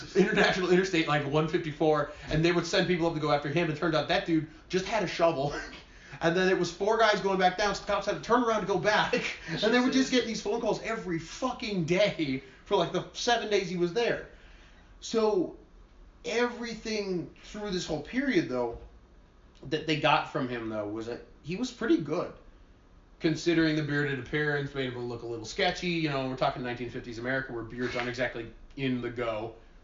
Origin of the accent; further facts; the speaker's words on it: Wisconsin, United States; we're from Wisconsin